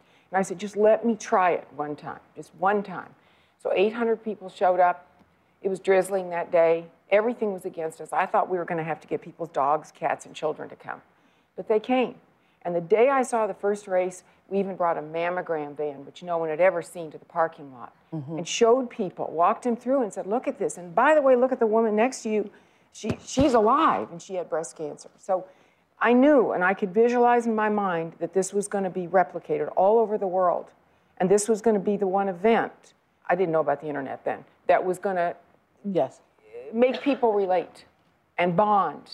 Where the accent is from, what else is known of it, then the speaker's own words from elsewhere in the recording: Illinois, United States; I grew up in Illinois